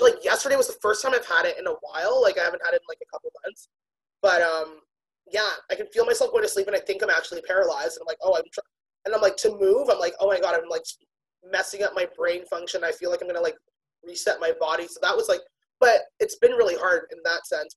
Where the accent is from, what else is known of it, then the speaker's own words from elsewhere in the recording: Toronto, Ontario, Canada; also born or lived in Pickering, Ontario; I grew up in Scarborough, but I moved to Pickering